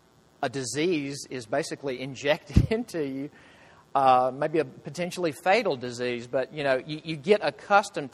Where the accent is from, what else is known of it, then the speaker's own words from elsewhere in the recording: Mississippi, United States; moved away as an adult; also born or lived in Nashville, Tennessee; now in Greenville, United States; I'm from the Bible Belt. I'm from Mississippi